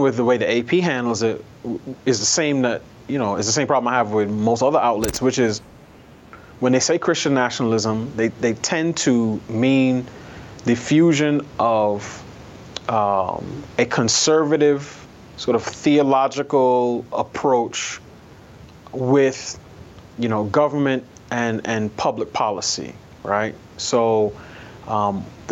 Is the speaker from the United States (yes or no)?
yes; New York, United States; moved away as an adult; also born or lived in Queens; now in Washington, D.C., United States; I grew up in New York